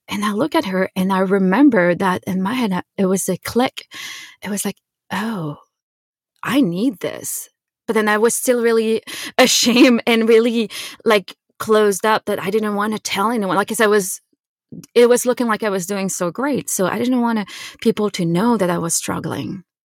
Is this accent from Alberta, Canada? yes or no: no; Quebec, Canada; I grew up in Quebec, in Canada